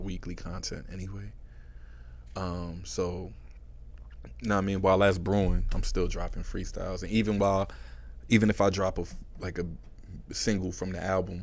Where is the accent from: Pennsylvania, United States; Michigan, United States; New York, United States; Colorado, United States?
New York, United States; New York City; I'm from Woodside